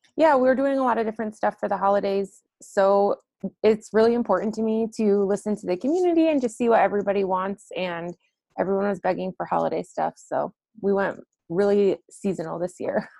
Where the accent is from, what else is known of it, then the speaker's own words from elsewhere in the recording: Detroit, Michigan, United States; I'm from the Detroit metro area originally